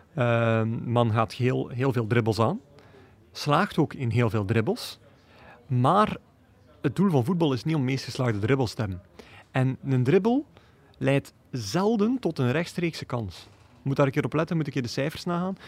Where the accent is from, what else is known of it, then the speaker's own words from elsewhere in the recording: Belgium; wij als Belgen